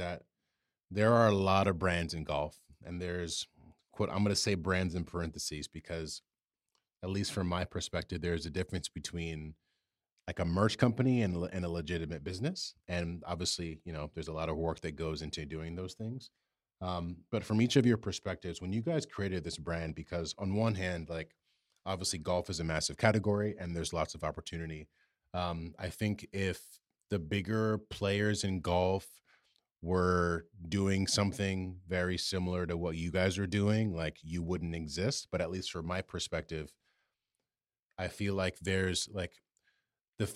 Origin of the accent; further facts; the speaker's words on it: New York, United States; And especially as a New Yorker where our courses are packed and it's hard to get a tee time